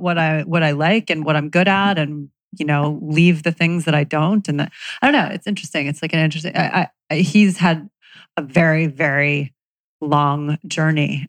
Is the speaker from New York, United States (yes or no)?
yes; New York City, New York, United States; I was 96th at Central Park West